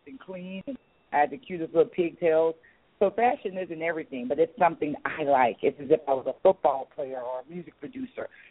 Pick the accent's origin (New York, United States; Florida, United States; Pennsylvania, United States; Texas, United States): Florida, United States; St. Petersburg; moved away as an adult; now in Atlanta, United States; grew up with me from St. Pete